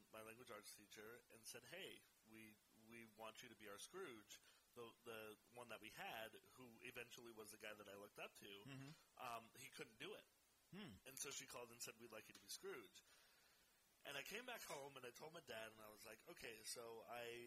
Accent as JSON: {"language": "English", "town": "San Jose", "region": "California", "country": "United States", "tie": "born or raised there", "said": "I was born in San Jose"}